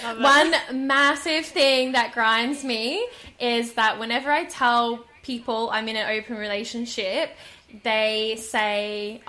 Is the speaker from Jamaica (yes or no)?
no; Australia; being a Australian traveller